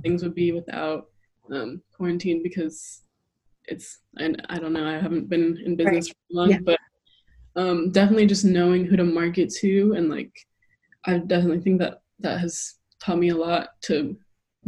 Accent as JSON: {"language": "English", "town": "Oakland", "region": "California", "country": "United States", "tie": "born or raised there", "also_born_or_lived": "Berkeley / Tucson / New York City / Munich", "moved": "as an adult", "said": "growing up in the Bay Area and just California in general"}